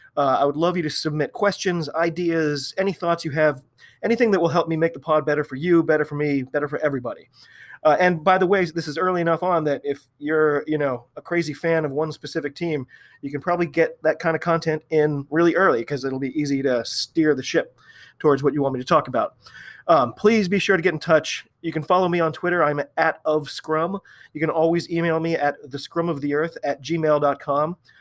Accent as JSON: {"language": "English", "country": "United States", "said": "I'm an American rugby fan"}